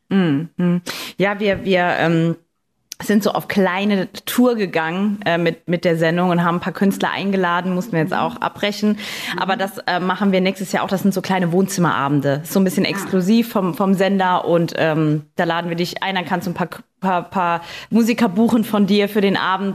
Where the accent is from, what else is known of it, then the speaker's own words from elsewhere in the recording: Saarbrücken, Saarland, Germany; Saarbrücken, in meiner Heimatstadt